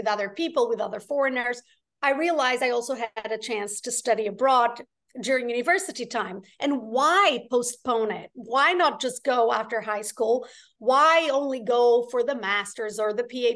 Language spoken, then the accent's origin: English; Portugal; moved away as an adult; also born or lived in London, United Kingdom / Paris, France; now in Los Angeles, United States; I was born in Portugal. I was raised in Portugal. I lived there until I was 17.